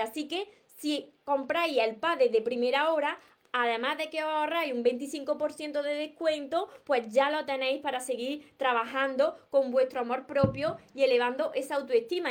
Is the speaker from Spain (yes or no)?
yes; Córdoba, Andalusia, Spain; yo no pronuncio la S porque soy de Córdoba y, me como todas las S